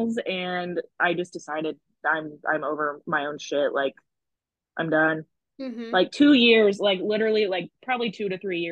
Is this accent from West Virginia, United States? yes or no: no; Sullivan, Indiana, United States; moved away as an adult; now in Evansville, United States; I'm from Sullivan, which is a super small country town. I've lived in Evansville for like 6 years